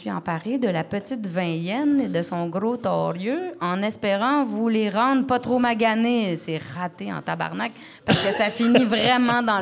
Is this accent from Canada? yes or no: yes; Quebec, Canada; originaire du Saguenay et je vis depuis peu à Repampoche.